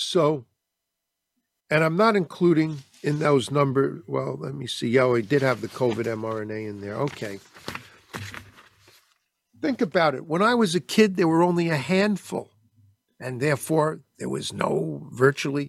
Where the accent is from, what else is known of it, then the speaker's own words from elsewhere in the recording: United States; I love being an American